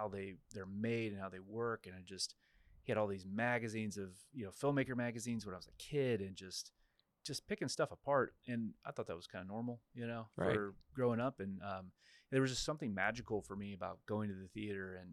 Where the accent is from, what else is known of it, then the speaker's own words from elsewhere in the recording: Kansas, United States; moved away as an adult; also born or lived in Florida; now in Waco, United States; I'm from Kansas originally, and I actually ended up in Waco